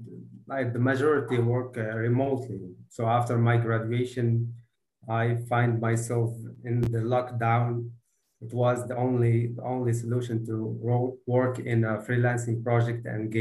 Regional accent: Marrakesh-Safi, Morocco; I'm from Morocco, the region of Marrakech.

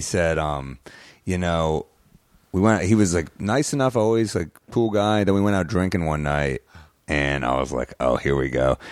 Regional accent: New York, United States; I'm a New Yorker

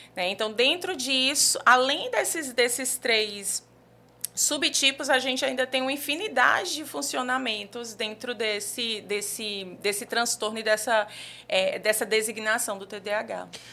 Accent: João Pessoa, Paraíba, Brazil; moved away as an adult; also born or lived in Brasília; now in João Pessoa, Brazil; sou daqui de João Pessoa mesmo. É, morei aqui até mais ou menos os 18 anos

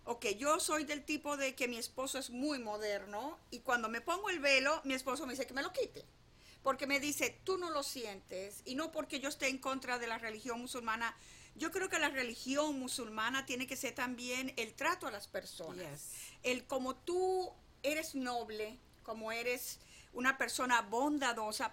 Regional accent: Venezuela; now in United States; yo nací en Venezuela y mis padres vivieron en un pueblo muy pequeño

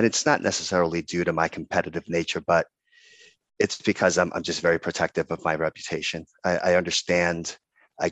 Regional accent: Dominican Republic; moved away as an adult; now in United States; I'm originally from the Dominican Republic

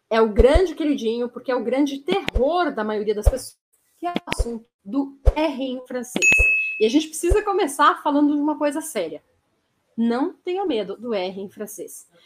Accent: São Paulo, Brazil; eu sou da cidade de São Paulo, eu falo com a língua vibrando

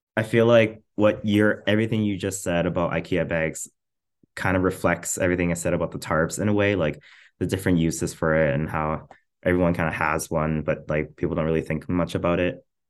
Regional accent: Trochu, Alberta, Canada; now in Edmonton, Canada; I'm from a very, very small town in rural Alberta, like central Alberta, like, kind of between, kind of like the halfway point between Edmonton and Calgary, like off Highway two. Um, it's called Trochu.

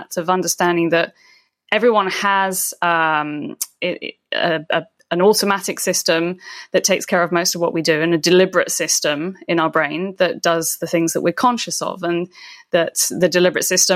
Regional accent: United Kingdom; I'm British

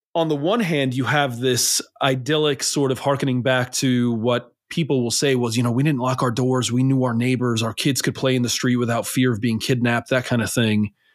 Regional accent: New York City, New York, United States; I grew up in New York City.

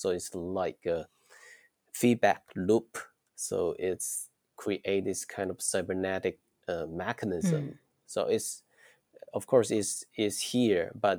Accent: Shantou, Guangdong, China; English is a second language; Yeah, I was born and raised in a city, small city named Shantou. We said it's small because the population only 3 million people.

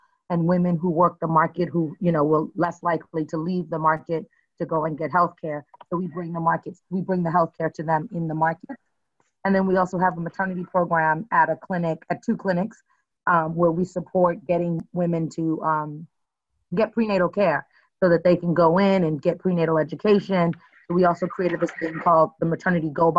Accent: Ghana; moved away; also born or lived in Brooklyn, New York, United States; I was essentially born in Brooklyn, but I was raised in Ghana

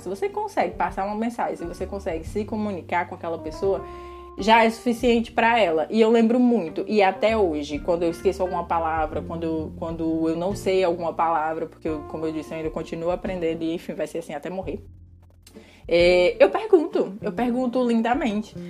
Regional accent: Ceará, Brazil; first language Portuguese; moved away as an adult; now in Portugal; dessa região específica de onde eu nasci, de onde eu fui criada

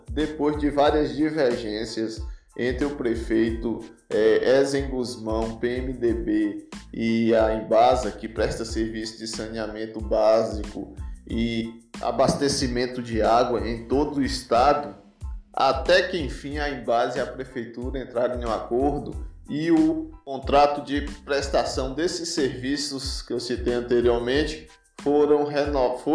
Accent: Bahia, Brazil; born there; eu sou baiano de sobrenome e de nascimento, baiano com H não sou doido não

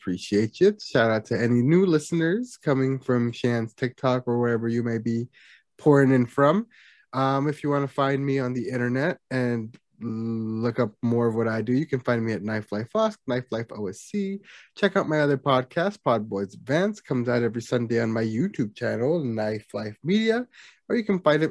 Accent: United States; me, an American

